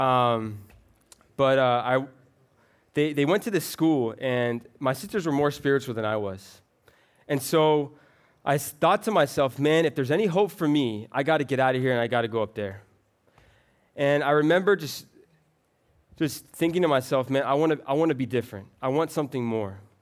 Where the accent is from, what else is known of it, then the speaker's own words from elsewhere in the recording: Florida, United States; I'm actually from Florida